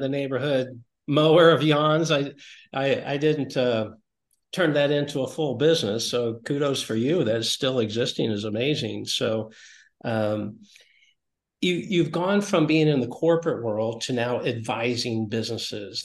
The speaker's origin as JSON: {"language": "English", "region": "Iowa", "country": "United States", "said": "I'm from the Iowa area, and we have a little bit of overlap in our growing up experience."}